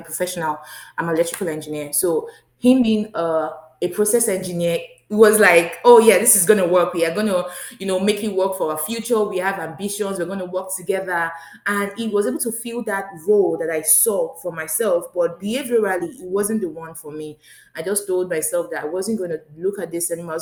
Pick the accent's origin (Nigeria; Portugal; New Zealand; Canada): Nigeria; moved away as an adult; now in United States; I'm originally from Nigeria